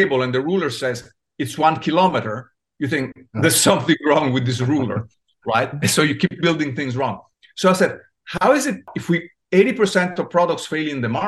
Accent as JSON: {"language": "English", "country": "Italy", "tie": "born or raised there", "moved": "yes", "lives_now": "United States", "said": "I was born in Italy. I came to the US and I landed in Silicon Valley."}